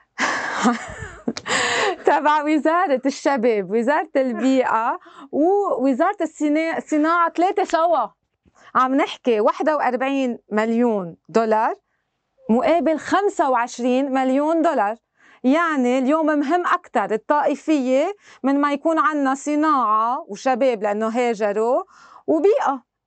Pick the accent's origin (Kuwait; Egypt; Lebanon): Lebanon; نحن لبنانيه